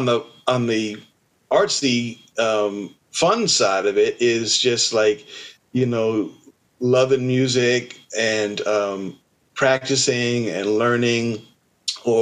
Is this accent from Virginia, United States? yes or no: no; New Jersey, United States; growing up in New Jersey without a Middle Eastern, without an Egyptian community around